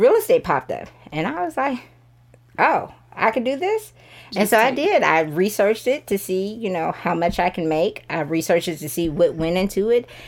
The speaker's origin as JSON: {"language": "English", "town": "Sandy Springs", "region": "Georgia", "country": "United States", "also_born_or_lived": "Alabama / Columbus, Georgia", "said": "I am from Sandy Springs, so we moved back to Sandy Springs about three years ago."}